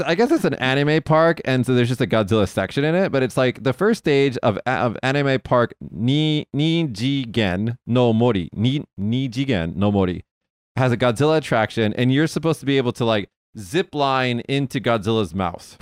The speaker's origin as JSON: {"language": "English", "town": "Las Vegas", "region": "Nevada", "country": "United States", "said": "I'm from Vegas"}